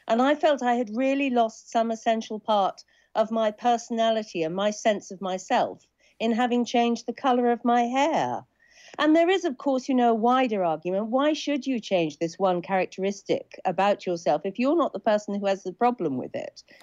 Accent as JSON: {"language": "English", "area": "Suffolk", "region": "East of England", "country": "United Kingdom", "tie": "born or raised there", "said": "But I grew up in Suffolk like …. I went to a small village school like …."}